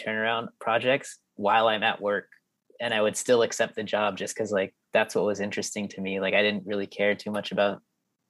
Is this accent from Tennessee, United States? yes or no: no; Norwalk, California, United States; born or raised there; also born or lived in Florida